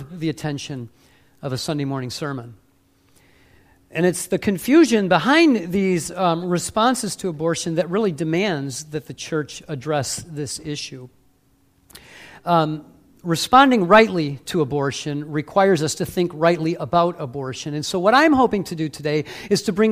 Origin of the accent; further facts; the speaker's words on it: Warren, Michigan, United States; now in Ohio, United States; I live in Ohio, but I'm from the Motor City. I grew up in Warren